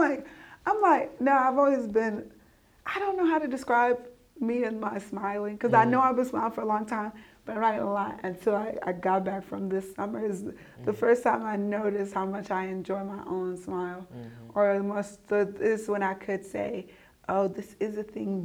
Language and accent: English; United States; I grew up in the United States